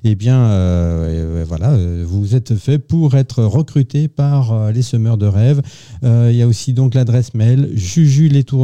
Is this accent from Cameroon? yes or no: no; Burgundy, Bourgogne-Franche-Comté, France; accent: Burgundian; je suis bourguignonne de naissance.